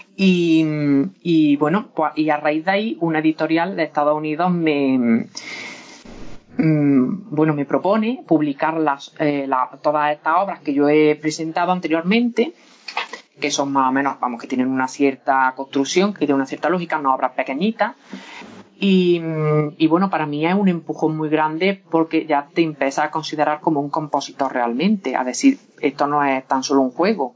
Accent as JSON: {"language": "Spanish", "town": "Lucena", "region": "Andalusia", "country": "Spain", "tie": "born or raised there", "also_born_or_lived": "Doña Mencía", "said": "aunque yo soy y he vivido siempre en Lucena, Doña Mencía está toda mi familia"}